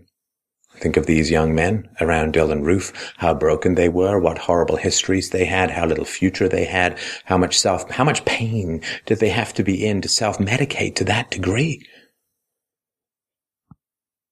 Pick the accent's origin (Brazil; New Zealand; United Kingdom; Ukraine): United Kingdom; I was proud of being British.